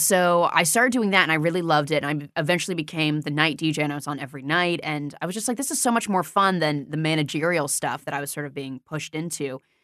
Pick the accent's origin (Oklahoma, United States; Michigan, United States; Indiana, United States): Indiana, United States; moved away as an adult; also born or lived in New York City; now in Los Angeles, United States; I grew up in Indiana